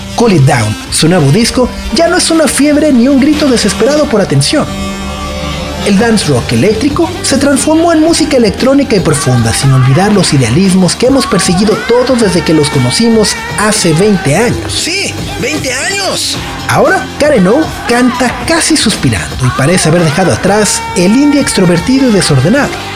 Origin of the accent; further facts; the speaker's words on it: Mexico; nosotros como mexicanos